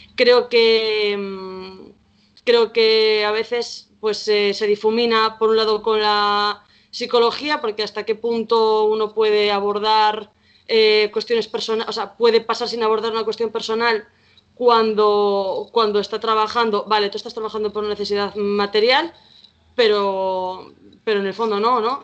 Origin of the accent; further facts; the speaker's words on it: Vigo, Galicia, Spain; soy aquí de Vigo